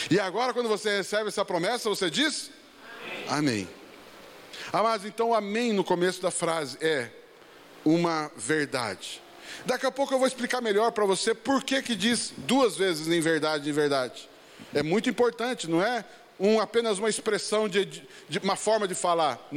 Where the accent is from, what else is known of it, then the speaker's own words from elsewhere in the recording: Londrina, Paraná, Brazil; Eu, quando era piazão, criança, lá na minha terra de, do norte do Paraná, Londrina